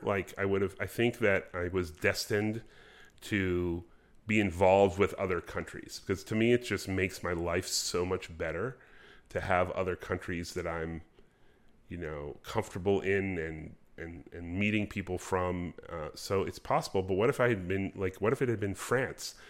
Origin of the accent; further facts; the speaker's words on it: United States; I'm the American